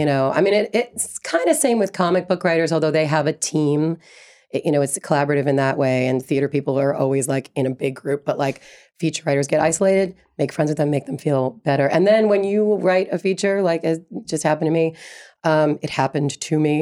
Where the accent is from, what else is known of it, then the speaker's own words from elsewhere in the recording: New York City, New York, United States; When I grew up in Brooklyn